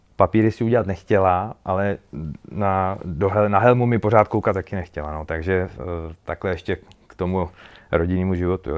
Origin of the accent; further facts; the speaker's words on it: Bílina, Ústí nad Labem Region, Czechia; now in Most, Czech Republic; jsem z Bíliny, původně z Bíliny, teď žiju v Mostě